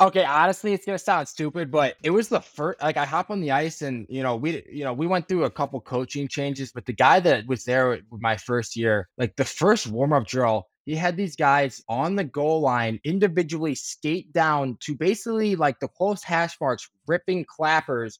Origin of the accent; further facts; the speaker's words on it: Highland Park, Illinois, United States; I grew up in Highland Park, Illinois